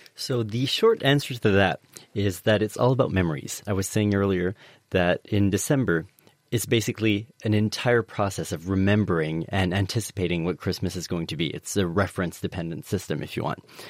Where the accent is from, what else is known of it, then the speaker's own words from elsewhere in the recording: Canada; now in United Kingdom; I'm an immigrant. I'm from Canada